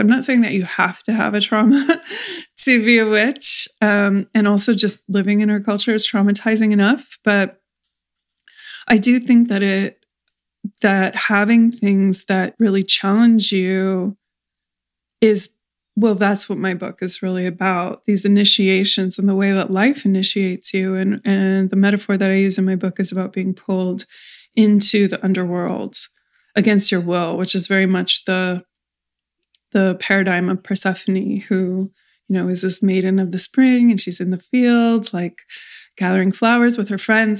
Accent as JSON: {"language": "English", "region": "California", "country": "United States", "said": "I come from California"}